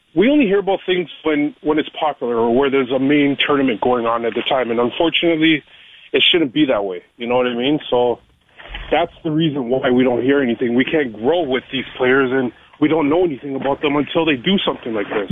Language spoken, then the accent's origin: English; Canada; as a Canadian